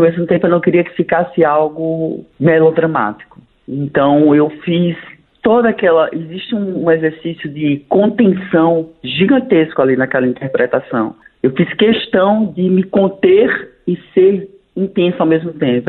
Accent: Pernambuco, Brazil; moved away as an adult; also born or lived in United States; now in Rio de Janeiro, Brazil; eu sou, eu sou pernambucano, moro no Rio há 25 anos

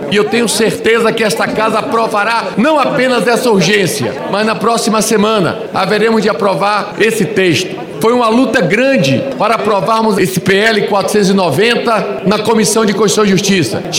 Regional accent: Santa Catarina, Brazil; como presenciei lá no meu estado de Santa Catarina

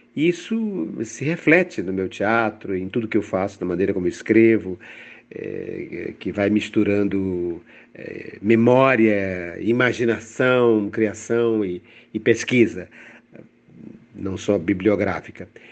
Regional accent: Fortaleza, Ceará, Brazil; eu venho do Ceará, eu venho de Fortaleza

